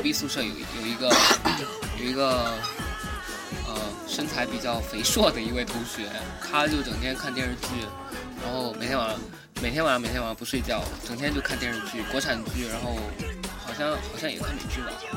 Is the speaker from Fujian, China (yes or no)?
yes; Fujian, China; 先声明我是福建的，然后我们那边是比较好考的